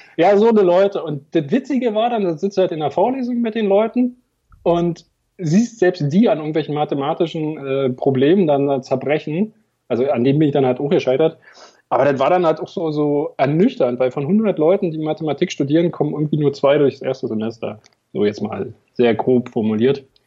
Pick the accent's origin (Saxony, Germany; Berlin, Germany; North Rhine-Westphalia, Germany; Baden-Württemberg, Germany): Berlin, Germany; accent: Berliner; also born or lived in eastern Germany; 22 Jahre in Berlin. Insofern bin ich leider nicht gebürtiger Berliner, aber meine ganze Familie kommt aus Berlin und deswegen sind wir auch irgendwann wieder zurückgezogen